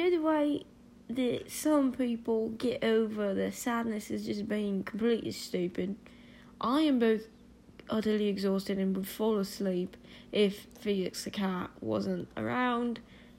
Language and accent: English; United Kingdom; accent: British; I don't know what you're talking about. I'm fine. That's my natural accent.